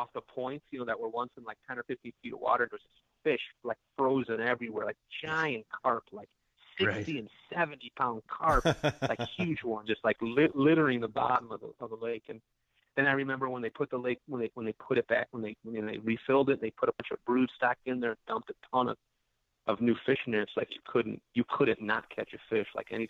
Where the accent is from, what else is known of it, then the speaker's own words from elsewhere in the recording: Delavan, Wisconsin, United States; I haven't fished Lake Delavan in a while. I grew up in Lake Delavan.